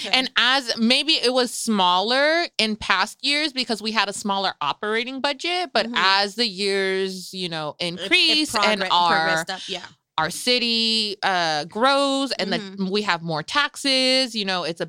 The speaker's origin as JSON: {"language": "English", "town": "Salinas", "region": "California", "country": "United States", "tie": "born or raised there", "said": "both Frenchie and I were born and raised here in Salinas."}